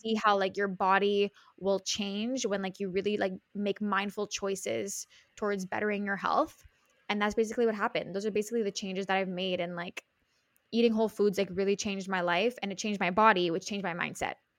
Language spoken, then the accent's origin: English; Montreal, Quebec, Canada; I'm from Montreal, which is in Canada, in Quebec